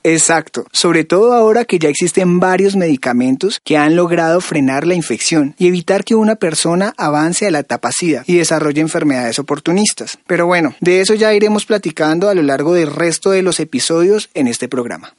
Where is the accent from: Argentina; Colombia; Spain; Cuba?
Colombia; moved away as an adult; now in Mexico City, Mexico; yo soy un migrante colombiano, estoy terminando mi carrera en sociología de la Universidad Nacional de Colombia, llegué a Ciudad de México